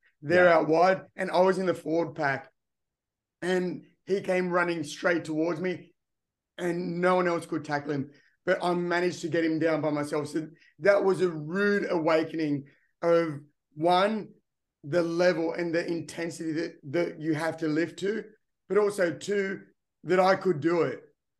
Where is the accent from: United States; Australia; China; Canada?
Australia; Engadine, New South Wales; Growing up in Engadine, which is part of Cronulla, like you said, which is just south of Sydney, great place to be.